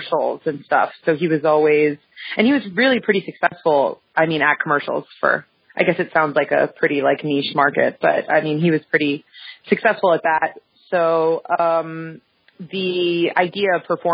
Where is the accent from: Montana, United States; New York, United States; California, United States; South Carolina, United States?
New York, United States; Westchester; now in New York City, United States; I grew up though in Westchester, which is like 30, 45 minutes outside of the city